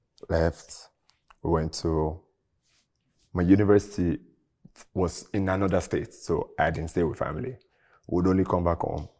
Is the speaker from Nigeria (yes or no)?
yes; Oyo, Nigeria; I grew up in Oyo State, like in Nigeria, right?